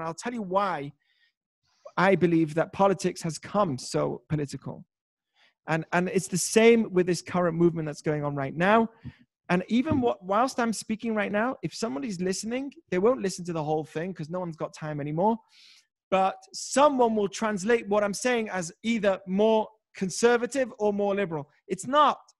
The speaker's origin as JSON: {"language": "English", "country": "United Kingdom", "moved": "yes", "lives_now": "United States", "said": "I'm British"}